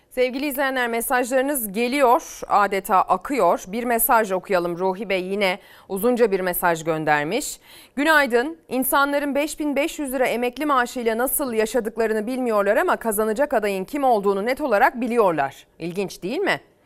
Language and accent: Turkish; İzmir, Turkey; memleketimle alakalı